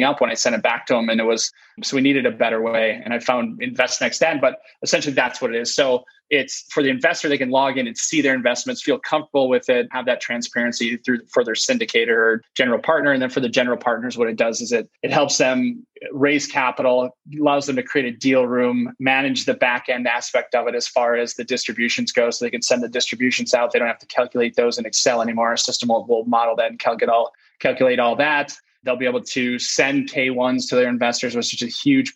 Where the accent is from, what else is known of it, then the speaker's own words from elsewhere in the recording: St. Clair County, Michigan, United States; I worked for a summer in my hometown, St. Clair County